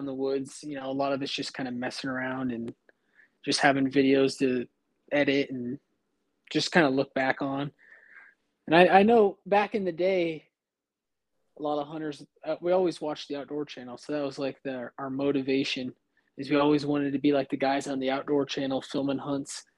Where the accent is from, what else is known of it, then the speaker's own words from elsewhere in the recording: Iowa, United States; moved away; I grew up in Iowa, and I started hunting when I was 12 years old.